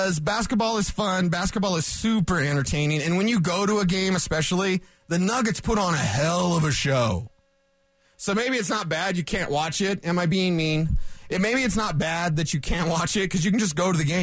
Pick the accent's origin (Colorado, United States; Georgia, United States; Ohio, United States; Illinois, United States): Colorado, United States; also born or lived in Cheyenne, Wyoming; I was born and raised in Colorado. Born in Cheyenne, but whatever. I grew up obviously in the country